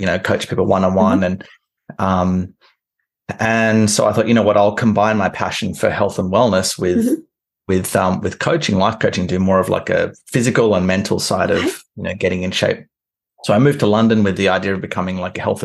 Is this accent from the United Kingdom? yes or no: no; Canberra, Australian Capital Territory, Australia; moved away as an adult; where I'm from is from Canberra, which is kind of like Washington, D.C.